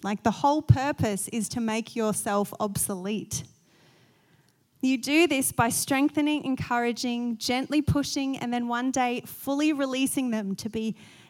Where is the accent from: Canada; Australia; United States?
Australia; I'm going to say Eunice just because I'm Australian.